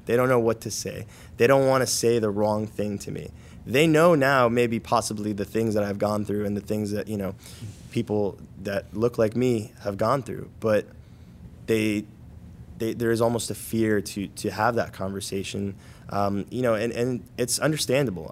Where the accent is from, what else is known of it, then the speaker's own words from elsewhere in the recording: Paterson, New Jersey, United States; I grew up in Paterson, New Jersey.